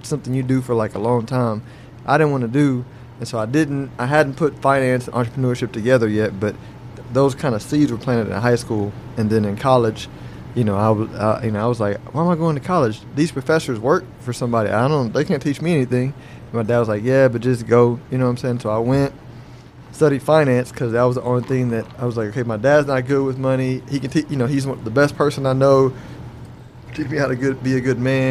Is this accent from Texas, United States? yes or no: yes; Houston, Texas, United States; I grew up in Houston, close to Willow Ridge